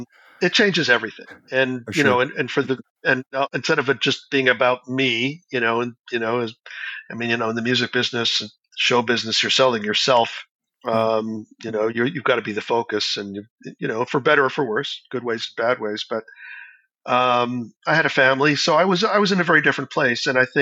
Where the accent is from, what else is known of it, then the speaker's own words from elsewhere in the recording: Canada; It's not like I'm going to ever sound like a Brazilian, you know, as a Canadian.